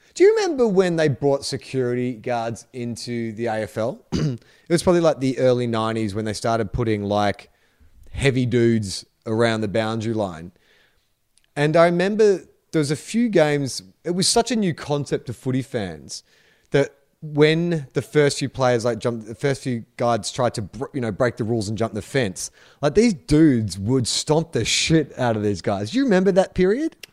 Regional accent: United States; now in Australia; as an American

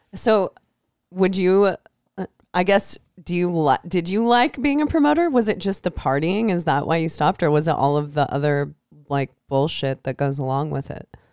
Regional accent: Iowa, United States; moved away; I'm from Iowa

